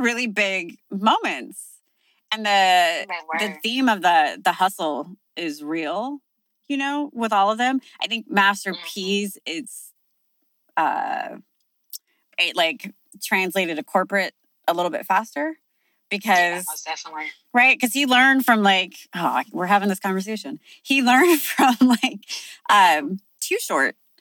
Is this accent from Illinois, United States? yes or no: no; Sacramento, California, United States; I grew up in Sacramento